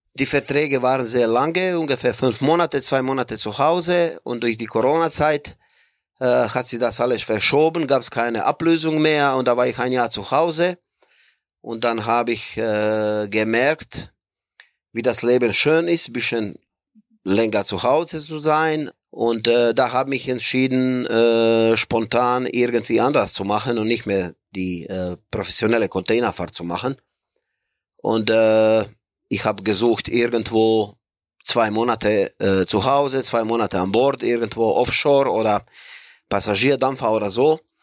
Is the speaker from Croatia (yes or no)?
yes; Croatia; moved away as an adult; also born or lived in Bremen, Germany; ich komme aus Kroatien